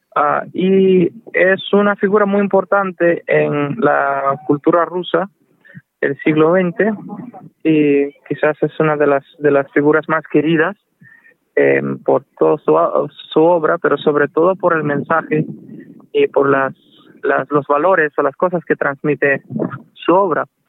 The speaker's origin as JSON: {"language": "Spanish", "town": "Manzanillo", "region": "Granma", "country": "Cuba", "tie": "born or raised there", "also_born_or_lived": "Russia", "moved": "yes", "said": "nací en Cuba, en una familia mixta, mi madre es rusa, mi padre es cubano"}